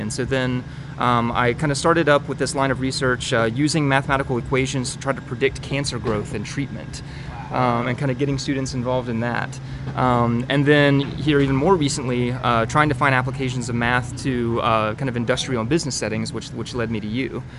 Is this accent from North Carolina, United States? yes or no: yes; Winston-Salem, North Carolina, United States; moved away as an adult; now in Rock Hill, United States; I grew up in North Carolina in uh, Winston-Salem, and uh, born and raised all my life